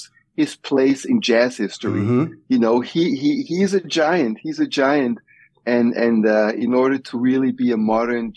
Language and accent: English; Switzerland; moved away as an adult; also born or lived in Nigeria / United States; growing up in Switzerland